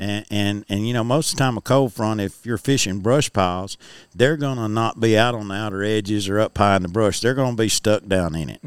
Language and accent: English; United States; I grew up fishing on Bear Creek, on the creek itself that feeds into Pickwick.